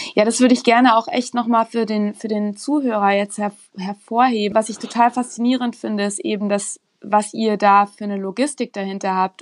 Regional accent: Rhine-Main region, Hesse, Germany; now in Munich, Germany; ich komme aus der Region Rhein-Main

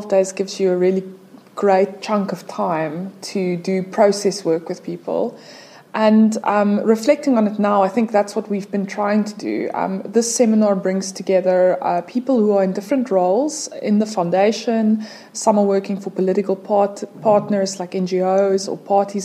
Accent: Cape Town, Western Cape, South Africa; I'm South African and from Cape Town

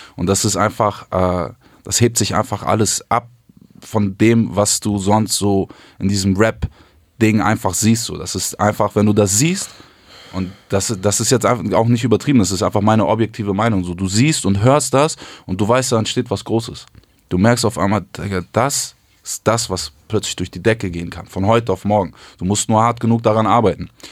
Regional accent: Hamburg, Germany; ich komme eigentlich aus Hamburg Süd, so ganz unten die dunkle Ecke dieser Stadt

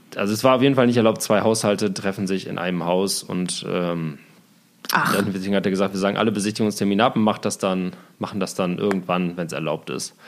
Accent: Osnabrück area, Lower Saxony, Germany; moved away as an adult; now in Berlin, Germany; in meine Heimat, Richtung Osnabrück, weil ich da auch viele Freunde habe, meine Eltern da wohnen

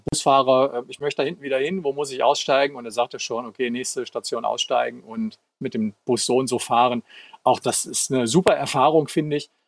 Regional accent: Northern Germany, Germany; now in Frankfurt, Germany; Die nächste Reise geht äh, zum einen sicherlich nach Norddeutschland, da, wo ich aufgewachsen bin, denn äh, ich finde das alleine schon einen sehr großen Kontrast zu dem üblichen Frankfurt.

